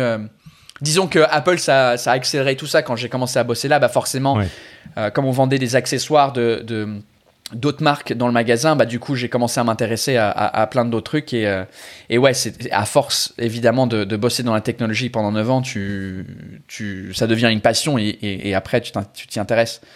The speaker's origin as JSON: {"language": "French", "region": "England", "country": "United Kingdom", "second_language": "French", "moved": "as an adult", "lives_now": "France", "said": "je suis anglais"}